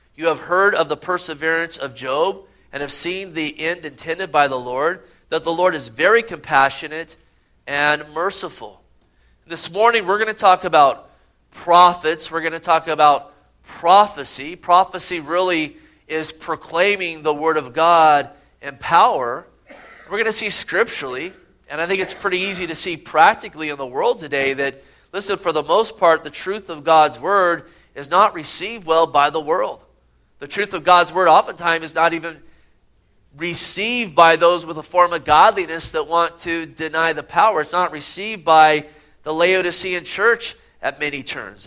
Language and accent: English; Gilroy, California, United States; growing up in Gilroy, California.